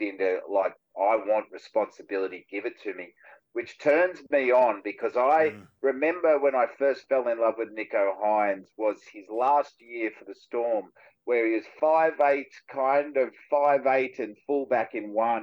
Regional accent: Cronulla, New South Wales, Australia; this is where I grew up in Cronulla

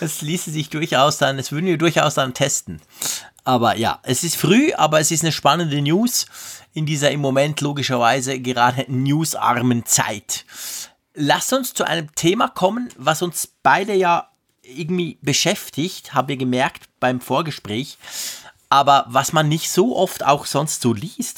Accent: Switzerland; bei uns in der Schweiz

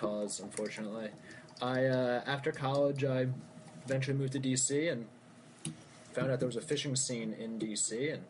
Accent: Baltimore, Maryland, United States; accent: Baltimore; I'm from Baltimore. Born and raised.

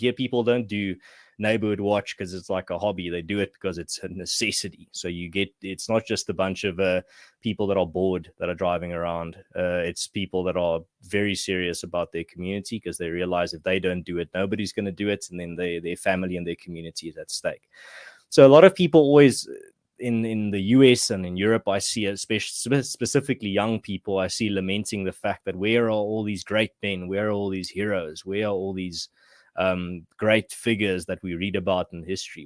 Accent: Western Cape, South Africa; moved away as an adult; now in Gauteng, South Africa; I grew up in the Western Cape

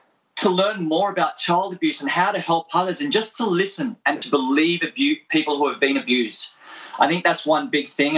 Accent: Australia; I'm Australian, grew up in Australia

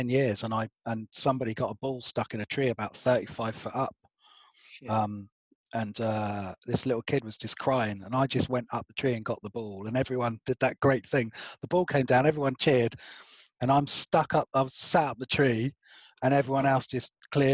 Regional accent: Albury, South East England, United Kingdom; accent: posh; now in London, United Kingdom; I grew up in a tied cottage next to a churchyard in a little village called Albury

